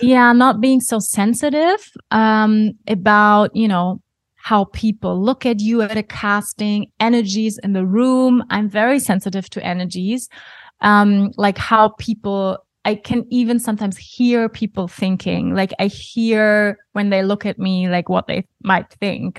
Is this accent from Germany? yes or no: yes; Germany; English is a second language; moved away as an adult; also born or lived in Bali; now in Portugal; I was born in Germany, even though I don't feel typically German